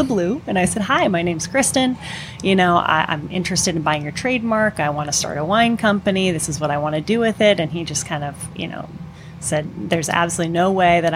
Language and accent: English; Redondo Beach, California, United States; So I'm born and raised in Southern California in Redondo Beach